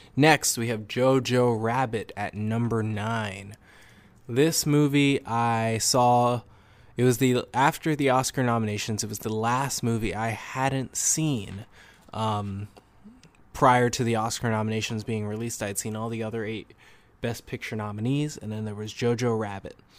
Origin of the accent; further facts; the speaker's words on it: New England, United States; I'm from New England